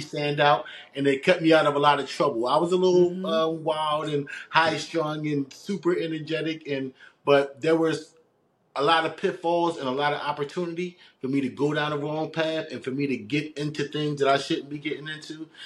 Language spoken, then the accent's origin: English; Philadelphia, Pennsylvania, United States; moved away as an adult; now in New Jersey, United States; born and raised in West Philadelphia.